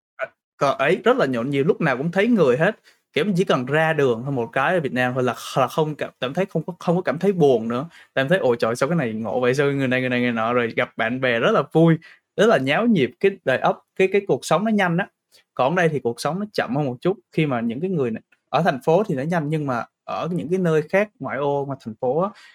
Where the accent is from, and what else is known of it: Vietnam; also born or lived in Brisbane, Australia; now in Sydney, Australia